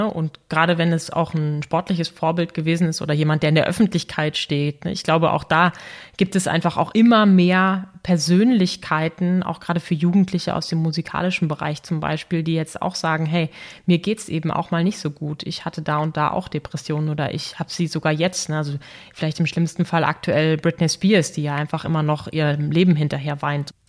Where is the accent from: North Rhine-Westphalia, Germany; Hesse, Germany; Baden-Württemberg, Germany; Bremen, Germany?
North Rhine-Westphalia, Germany; Dortmund; Ich persönlich, auch wenn ich gebürtige Dortmunderin bin und damit dem Fußball natürlich nicht so ganz fern bin